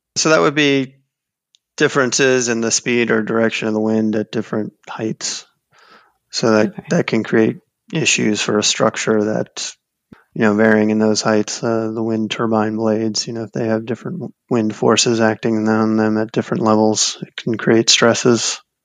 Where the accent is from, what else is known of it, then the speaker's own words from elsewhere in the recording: South Florida, United States; also born or lived in New Orleans; I grew up in South Florida around the ocean